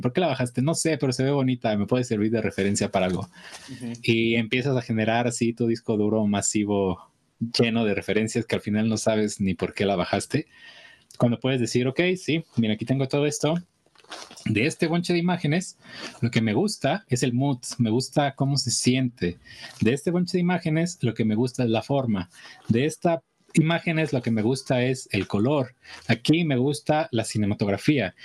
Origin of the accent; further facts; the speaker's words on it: Michoacán, Mexico; yo por ejemplo de acá en Michoacán